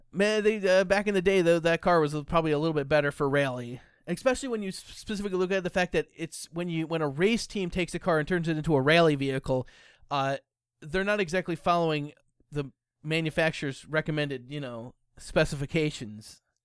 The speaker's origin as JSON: {"language": "English", "country": "United States", "said": "I'm American. I speak English"}